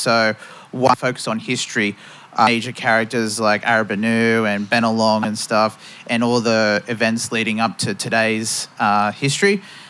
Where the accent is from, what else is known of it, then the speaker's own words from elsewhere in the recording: Newcastle, New South Wales, Australia; also born or lived in Bourke, Australia; now in Sydney, Australia; I grew up in Newcastle most of my life, right next to the beaches.